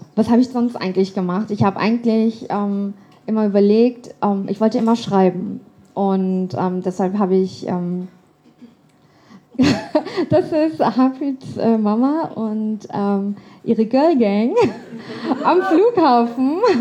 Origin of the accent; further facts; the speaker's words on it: Hamburg, Germany; moved away as an adult; also born or lived in London / Canada; now in Frankfurt, Germany; dann haben wir ausprobiert, ähm, nach Kanada auszuwandern. Waren einige Monate in Kanada und sind dann zurück nach Hamburg, wo ich dann irgendwann eingeschult worden bin